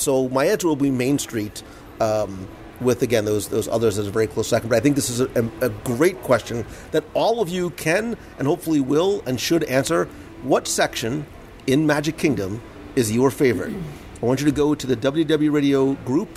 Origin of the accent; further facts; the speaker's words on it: Plainfield, New Jersey, United States; I grew up in Plainfield, New Jersey